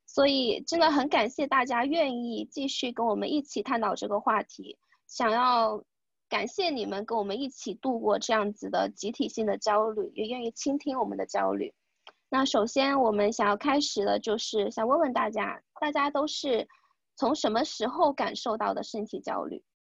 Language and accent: Chinese; China; moved away as an adult; 在国内长大的女孩子